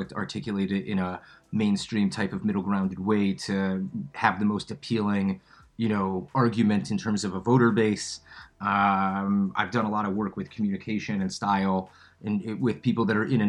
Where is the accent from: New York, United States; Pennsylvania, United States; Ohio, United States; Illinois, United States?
Ohio, United States; Cincinnati; moved away as an adult; also born or lived in Chicago; now in Israel; I grew up in Cincinnati, Ohio. Whole family's from Chicago